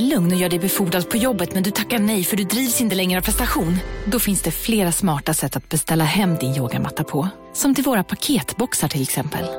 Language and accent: Swedish; Luleå, Norrbotten County, Sweden; jag är uppvuxen i Luleå